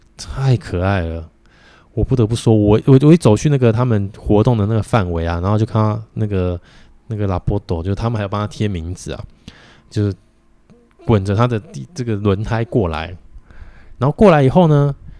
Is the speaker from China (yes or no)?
no; Taiwan; 我们台湾人